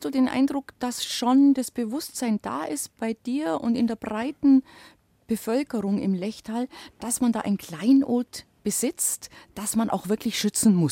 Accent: Bavaria, Germany; da tue ich mich da als Allgäuerin natürlich leicht

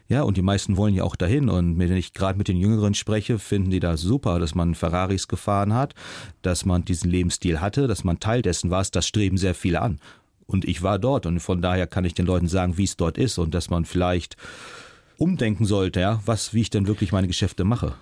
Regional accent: Germany; moved away as an adult; also born or lived in China

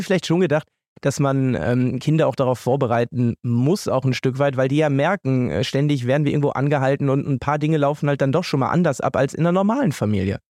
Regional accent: Münster, North Rhine-Westphalia, Germany; moved away; in Münster, in äh, meiner Heimat, dort, wo ich jetzt wieder lebe

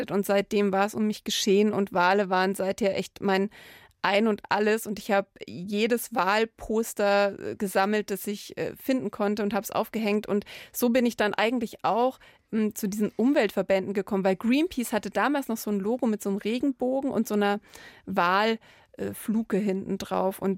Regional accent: Landsberg am Lech, Bavaria, Germany; Ja, ich habe natürlich einen ganz engen Bezug, weil es mich die Stadt sehr geprägt hat.

